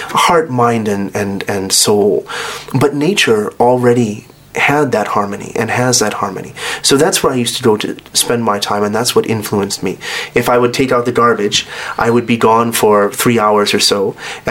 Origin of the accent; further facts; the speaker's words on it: United States; moved away as an adult; I was born in the United States